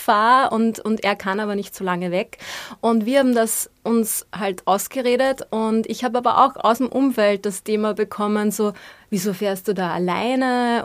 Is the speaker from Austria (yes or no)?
yes; Austria; also born or lived in Vienna / Upper Austria; wie wir in Österreich sagen